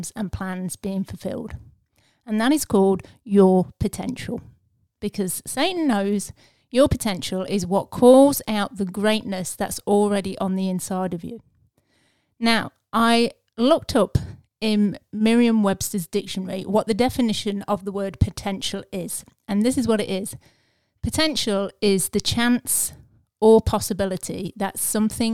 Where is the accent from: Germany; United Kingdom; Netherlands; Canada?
United Kingdom; England; I'm English